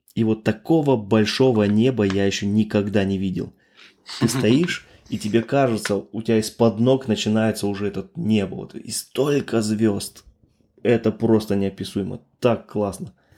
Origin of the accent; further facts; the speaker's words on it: Altai Krai, Russia; now in Germany; Я родом с Алтайского края, да, с России